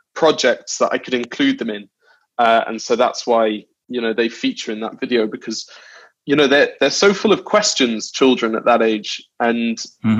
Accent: London, United Kingdom; also born or lived in New Zealand / Wales (family); I was born in New Zealand, and then and then when I was two, uh, we moved to London, and I've been raised there.

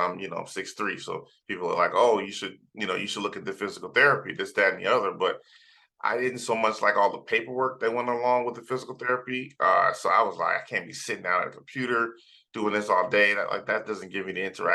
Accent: South Florida, United States; also born or lived in Trinidad, Trinidad and Tobago; I was born in Trinidad in the Caribbean. And then I grew up in South Florida

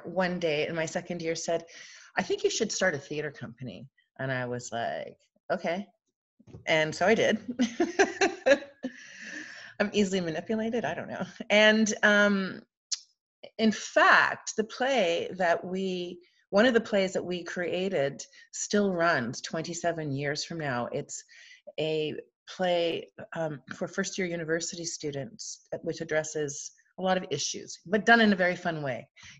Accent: Ireland; But I'm Irish, so my stories can wind

